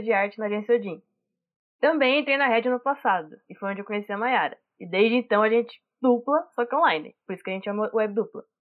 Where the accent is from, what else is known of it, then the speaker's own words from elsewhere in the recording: Catanduva, São Paulo, Brazil; eu sou de Catanduva, interior de São Paulo